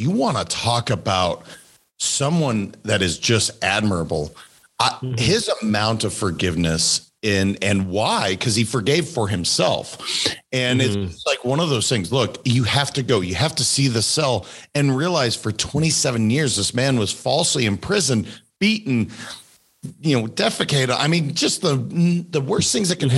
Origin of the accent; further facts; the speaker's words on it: Montana, United States; I'm a kid from Montana, pretty simple kid